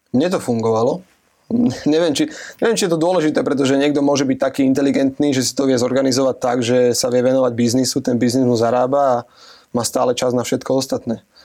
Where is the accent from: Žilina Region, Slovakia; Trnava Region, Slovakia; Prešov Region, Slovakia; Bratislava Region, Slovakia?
Trnava Region, Slovakia; Piešťany; also born or lived in United States; ja som z Piešťan